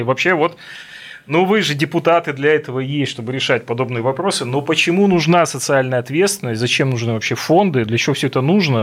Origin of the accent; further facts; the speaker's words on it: Russian Far East, Russia; я как дальневосточник